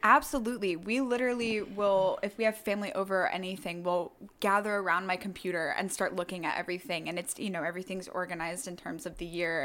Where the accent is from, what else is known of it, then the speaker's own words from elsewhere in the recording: Durham, North Carolina, United States; born and raised in Durham County